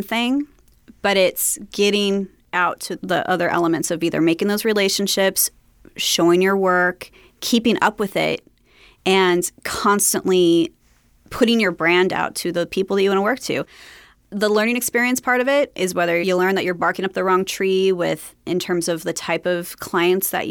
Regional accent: Long Beach, California, United States; I grew up in Long Beach

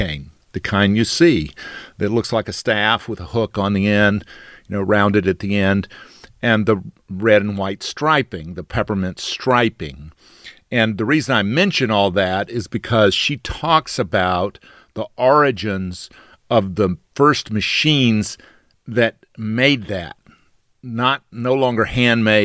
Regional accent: Albany, Georgia, United States; moved away; I was in my hometown of Albany, Georgia

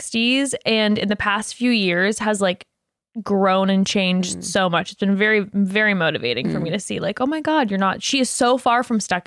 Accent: Mission Viejo, California, United States; I was born in Orange County, Mission Viejo

